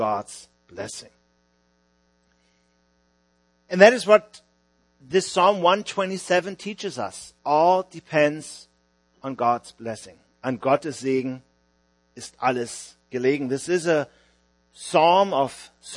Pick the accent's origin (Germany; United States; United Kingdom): Germany; Hamburg; moved away as an adult; now in Vienna, Austria; I'm from Hamburg, Germany, although we are ministering about 10 hours south of Hamburg now in Vienna, Austria.